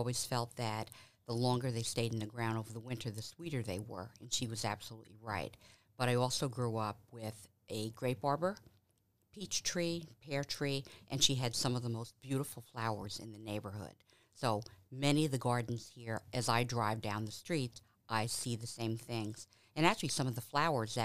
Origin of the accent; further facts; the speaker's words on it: New York City, New York, United States; now in Cleveland, United States; the things that I experienced in New York, growing up in St. Albans, New York